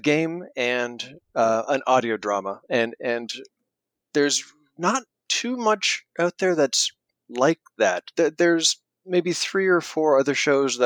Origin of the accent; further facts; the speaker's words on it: Canada; I'm a Canadian living in Toronto